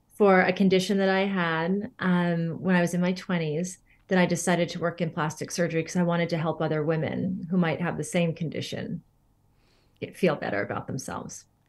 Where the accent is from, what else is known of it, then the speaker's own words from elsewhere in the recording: Northern California, United States; moved away as an adult; also born or lived in Pacific Northwest; I'm from an area in Northern California, and grew up for much of my life there, and then did spend some time in the Pacific Northwest.